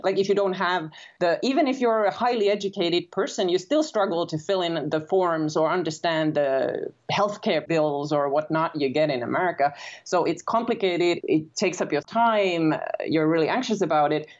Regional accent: Finland; moved away as an adult; also born or lived in United States; I'm originally from Finland and I grew up in Finland

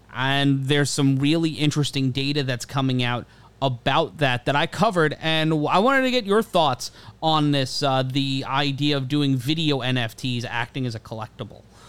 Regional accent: New York, United States; Growing up in New York

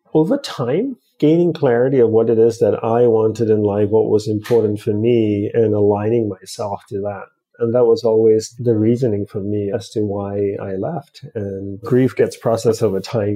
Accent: Australia; also born or lived in Hawaii; now in United States; I grew up in Australia, and instead of going back to Australia, I moved from Hawaii to the mainland U S.

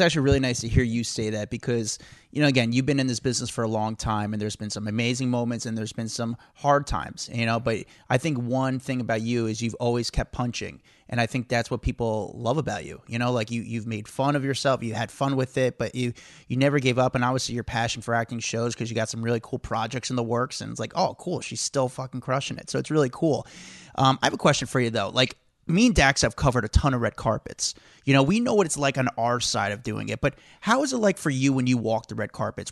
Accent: New Jersey, United States; I'm from Jersey

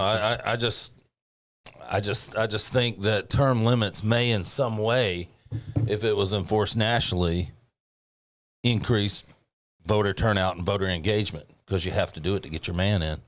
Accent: Bartlett, Tennessee, United States; moved away; I grew up in Bartlett, Tennessee, population twelve hundred

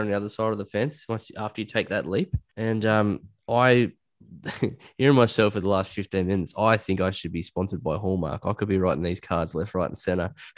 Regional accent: Australia; also born or lived in Liverpool, England; I'm Australian

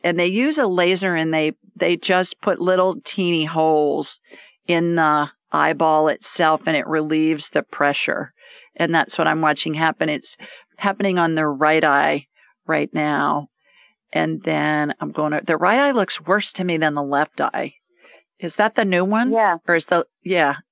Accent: Columbus, Ohio, United States; I grew up in central Ohio in Columbus

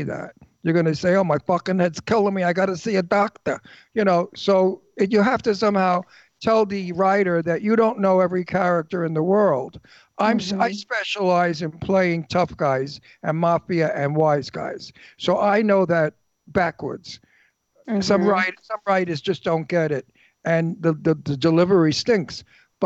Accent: Brooklyn, New York, United States; accent: Brooklyn; moved away; I'm from Brooklyn

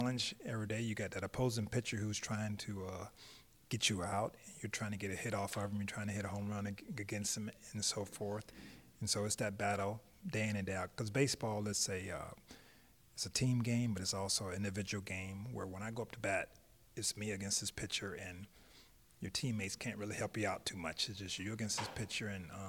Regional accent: Tampa, Florida, United States; growing up in Tampa, getting cut from a high school team

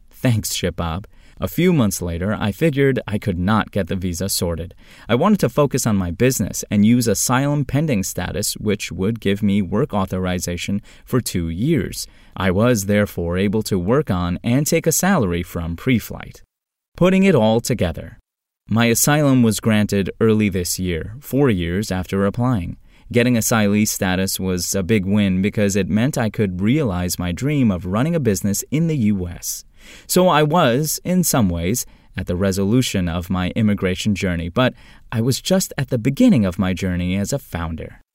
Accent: Turkey; English is a second language; moved away as an adult; also born or lived in Georgia, United States / Tennessee, United States; now in United States; getting out of Turkey, my home country

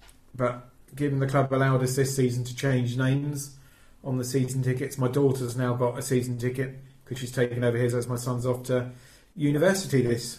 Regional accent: Burgess Hill, South East England, United Kingdom; So my parents are from Shoreham and I was brought up in Burgess Hill. So I'm sure most people know where that is, just north of Brighton.

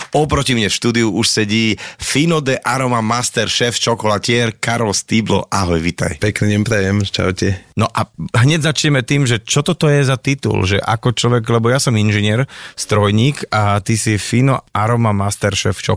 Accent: Nitra, Nitra Region, Slovakia; Ja teda pochádzam z Nitry.

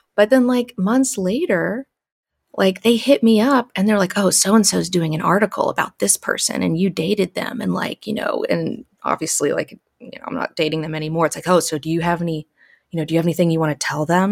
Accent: Alabama, United States; now in Los Angeles, United States; I grew up in Alabama.

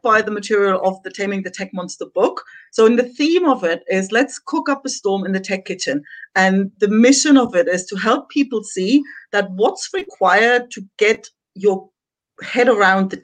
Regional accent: Germany; moved away as an adult; also born or lived in south of Spain; now in Spain; I'm originally from Germany.

